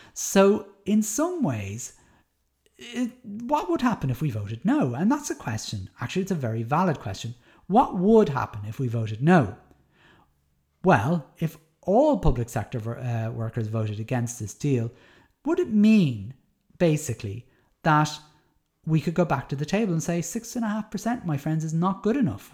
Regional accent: Dublin, Leinster, Ireland; moved away; I'm from Dublin

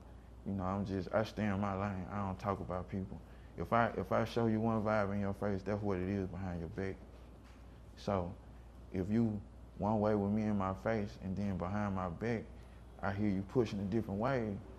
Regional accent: Seattle, Washington, United States; I got crossover rap because I grew up in Seattle.

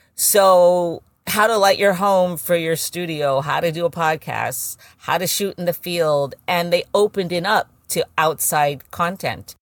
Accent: San Francisco, California, United States; now in New York, United States; I grew up in San Francisco.

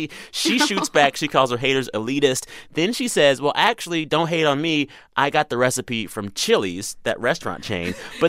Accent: Texas, United States; I'm from Texas, girl.

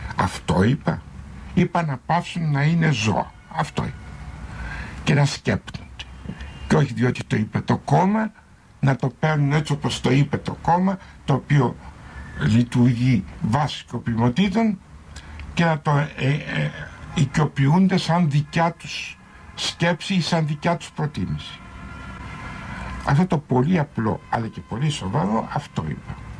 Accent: Greece; σαν Έλληνας πολίτης

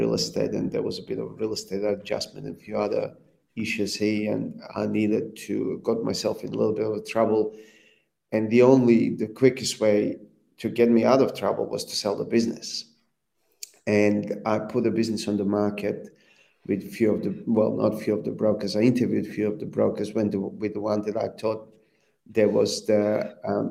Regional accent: Serbia; moved away as an adult; also born or lived in Libya / Croatia; now in Australia; And I grew up in Serbia.

